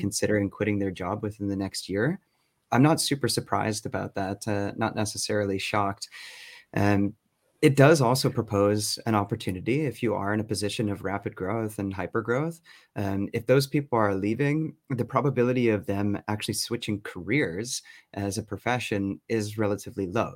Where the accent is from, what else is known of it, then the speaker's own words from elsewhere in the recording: Toronto, Ontario, Canada; accent: North American; moved away as an adult; also born or lived in Berlin, Germany; now in Stockholm, Sweden; originally from Canada. So that's why you may not hear a Swedish accent coming from me